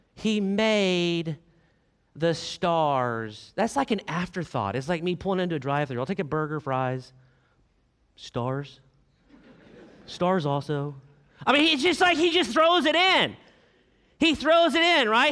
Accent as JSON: {"language": "English", "region": "Arkansas", "country": "United States", "said": "I am from Arkansas"}